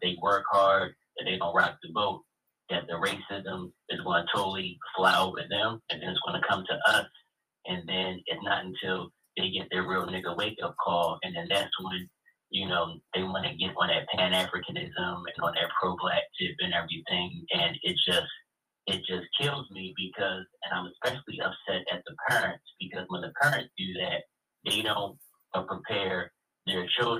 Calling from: Atlanta, Georgia, United States; from Atlanta, Georgia.

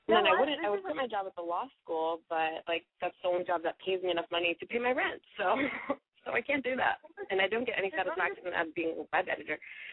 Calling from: Florida, United States; I just turned 22, and I'm calling from Florida.

